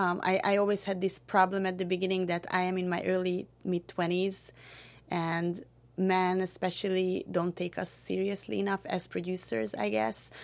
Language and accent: English; Hungary; moved away as an adult; now in Southern California, United States; I'm from Hungary, which is a small country in central, central Eastern Europe